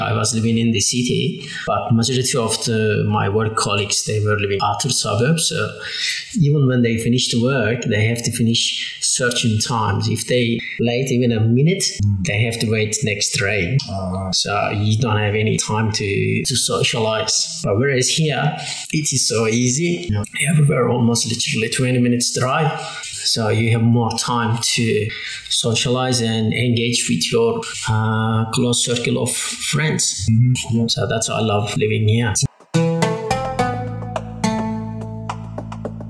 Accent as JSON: {"language": "English", "country": "Turkey", "also_born_or_lived": "England", "second_language": "English", "moved": "as an adult", "lives_now": "Hobart, Australia", "said": "I'm from Turkey, and I have been living in Tasmania 19 years"}